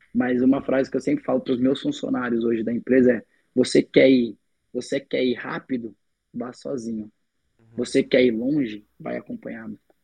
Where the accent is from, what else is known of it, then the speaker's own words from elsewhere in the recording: São Paulo, Brazil; also born or lived in Minas Gerais; Eu nasci em Minas Gerais, hoje eu sou moro em São Paulo desde a minha infância.